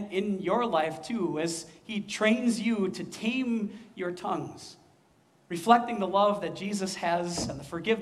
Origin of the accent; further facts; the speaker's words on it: Midwest, United States; accent: Midwestern; also born or lived in West Coast; we Midwesterners have an accent